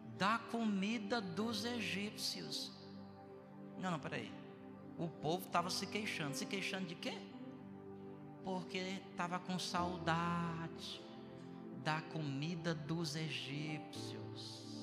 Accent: Ceará, Brazil; also born or lived in Bom Jardim; eu sou do Ceará

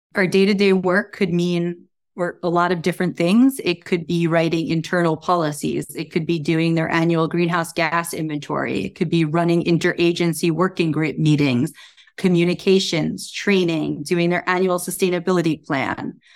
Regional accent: New Jersey, United States; moved away; also born or lived in New York; I grew up in New Jersey

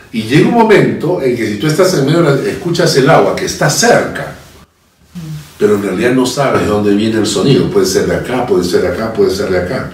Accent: Peru; todos somos peruanos

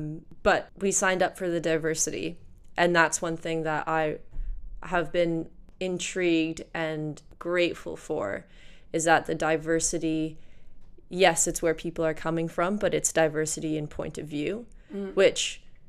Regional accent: Canada; as a Canadian

